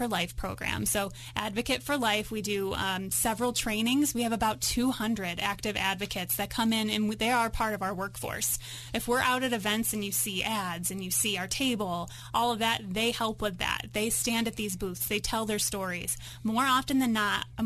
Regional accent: New York, United States; now in Colorado, United States; I grew up in New York

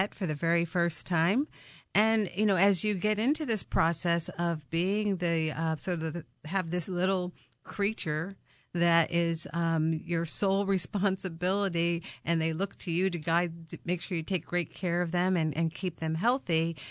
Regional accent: Connecticut, United States; I'm a Connecticut native.

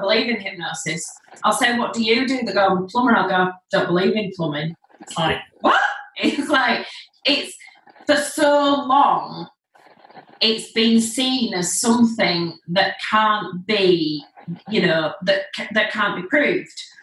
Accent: Leeds, Yorkshire and the Humber, United Kingdom; I'm from Leeds, live in Leeds still

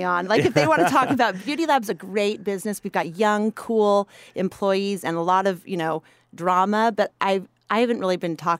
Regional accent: Salt Lake City, Utah, United States; I was from Salt Lake City. I was a single mom in a landlocked state.

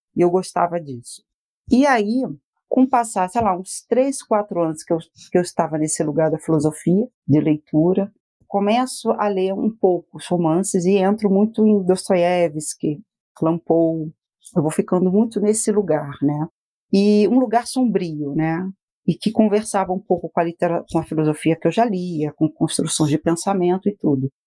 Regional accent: Nova Iguaçu, Rio de Janeiro, Brazil; moved away as an adult; now in Curitiba, Brazil; eu sou do Rio de Janeiro, né? é, nasci em Nova Iguaçu, depois adulta fui morar, morei, morei quase oito anos em Botafogo

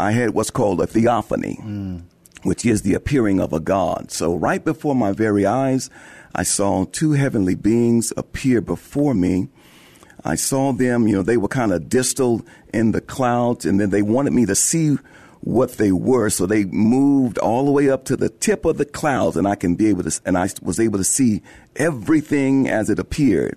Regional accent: San Antonio, Texas, United States; I am originally from San Antonio. I was born here.

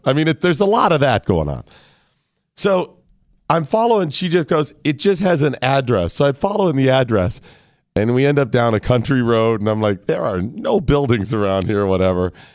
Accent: Northeastern Ohio, United States; moved away; white guy growing up in Northeastern Ohio, Christian, rural family

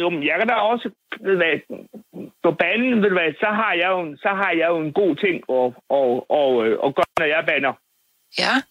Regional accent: Bosnia & Herzegovina; Danish is a second language; now in Denmark; Jeg har også snart været her i 58 år. Og hvor kommer du fra? Bosnien-Herzegovina. Hvad for noget? Bosnien-Herzegovina.

